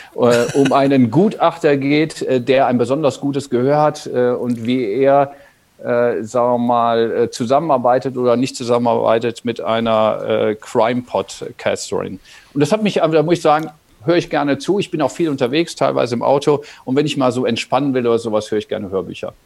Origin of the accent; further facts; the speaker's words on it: North Rhine-Westphalia, Germany; ich am Niederrhein aufgewachsen bin